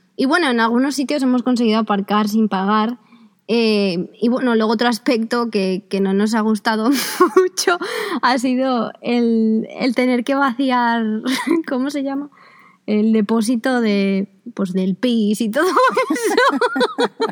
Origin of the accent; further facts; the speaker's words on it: Spain; son españoles y españolas como yo